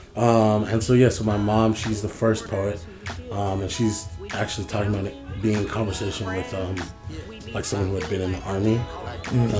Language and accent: English; San Francisco, California, United States; I'm from, I'm from San Francisco, California. I'm from Fillmore, Uptown.